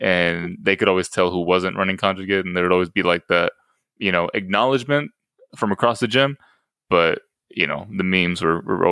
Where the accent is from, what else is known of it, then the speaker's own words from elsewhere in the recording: Texas, United States; we're from Texas